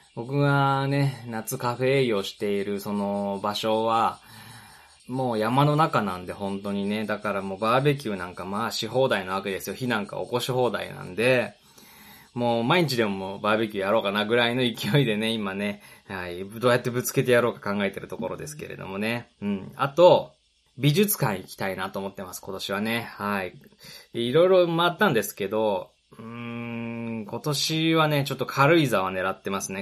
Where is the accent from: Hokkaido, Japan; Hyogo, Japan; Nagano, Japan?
Nagano, Japan; Shinshu; moved away; 僕の実家の新州、長野県に今年もこれから帰る